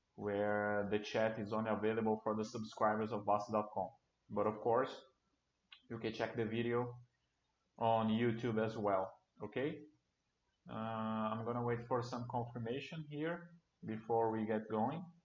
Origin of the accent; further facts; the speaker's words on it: Brasília, Federal District, Brazil; a co-working company here in Brasilia. I'm from Brasilia.